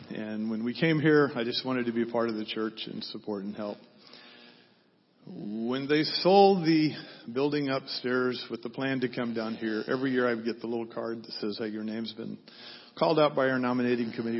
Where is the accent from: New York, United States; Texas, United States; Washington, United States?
Texas, United States; Fort Worth; now in San Diego, United States; I was raised in Texas, uh, Fort Worth